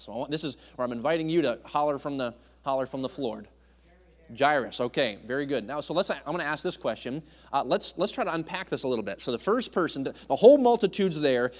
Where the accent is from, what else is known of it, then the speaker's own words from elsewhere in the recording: New England, United States; I grew up in New England, so I was a Yankee